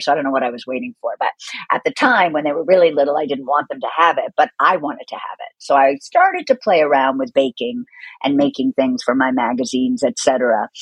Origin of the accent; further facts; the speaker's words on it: Boston, Massachusetts, United States; I grew up in Boston and there was lots of good food around